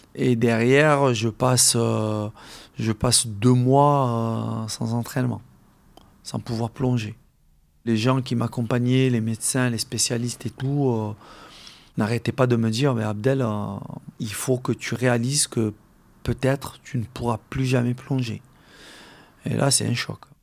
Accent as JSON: {"language": "French", "country": "Algeria", "tie": "born or raised there", "moved": "yes", "lives_now": "France", "said": "mes camarades de classe euh, avec qui j'ai grandi en Algérie"}